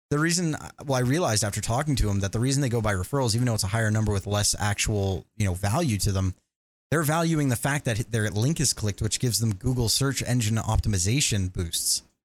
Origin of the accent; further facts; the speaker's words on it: Canada; I'm Canadian